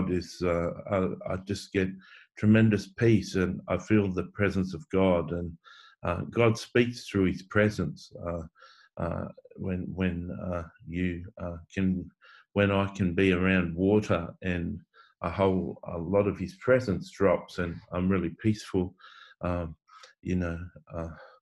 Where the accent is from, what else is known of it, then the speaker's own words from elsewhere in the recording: Coffs Harbour, New South Wales, Australia; now in Sydney, Australia; I grew up in Coffs Harbour in a country town with a beach